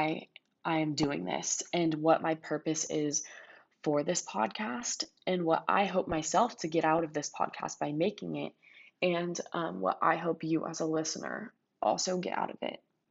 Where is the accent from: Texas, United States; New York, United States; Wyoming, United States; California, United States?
California, United States; Ladera Ranch; also born or lived in Mission Viejo, California; now in Los Angeles, United States; raised in Madera Ranch, California, and I've lived in Southern California my entire life